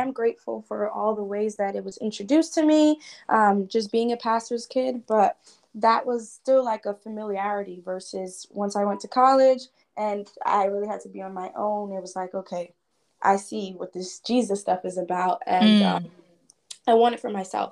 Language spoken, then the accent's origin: English; New York City, New York, United States; I am born and raised in Brooklyn, New York.